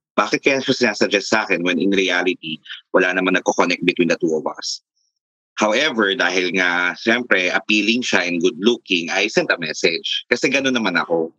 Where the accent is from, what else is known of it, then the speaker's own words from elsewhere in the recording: Nueva Ecija, Central Luzon, Philippines; now in Taguig, Philippines; Tubong Nueva Ecija at currently I'm residing here in Taguig.